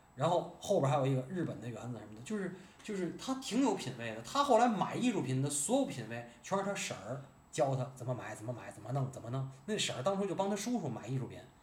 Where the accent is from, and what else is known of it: Tianjin, China